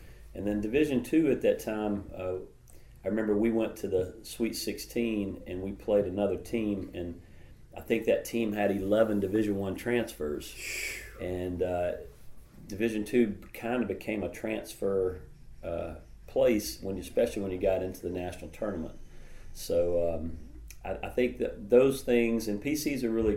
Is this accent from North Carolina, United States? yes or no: yes; Fairview, North Carolina, United States; It was a very rural community called Fairview. It was about 20 minutes outside of Asheville